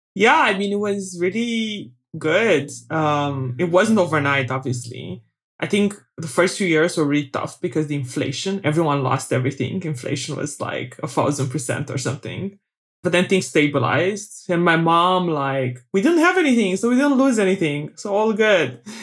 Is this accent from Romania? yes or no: yes; Bacău, Bacău County, Romania; moved away; I was born in Romania during communism, uh, in a small town called Bakau, which is in the Moldavia part of Romania.